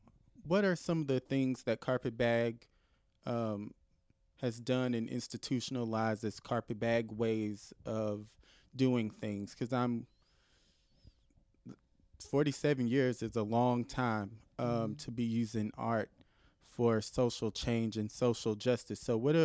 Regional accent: Knoxville, Tennessee, United States; growing up in Knoxville, Tennessee, going to a school in the county and not the city

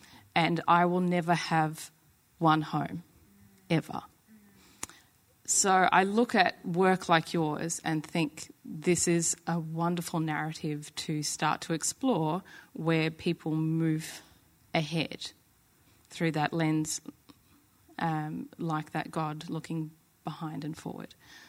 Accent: Crewe, North West England, United Kingdom; born there; So to be that descendant of my Rwandan side, and yet have an English father and be born in Crewe, in Cheshire

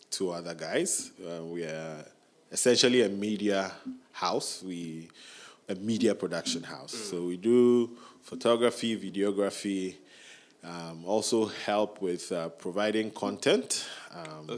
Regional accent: Ghana; I'm a Ghanaian figuring out the Ghanaian dream

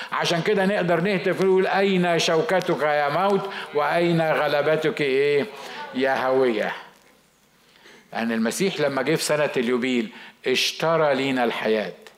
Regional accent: Egypt; عندنا في مصر

